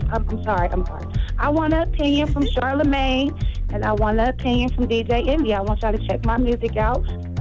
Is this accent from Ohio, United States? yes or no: yes; Dayton, Ohio, United States; Well, I'm an artist from Dayton, Ohio.